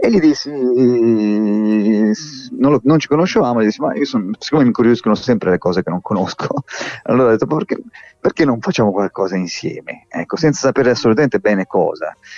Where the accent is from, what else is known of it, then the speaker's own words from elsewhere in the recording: Tuscany, Italy; io di, di qui sono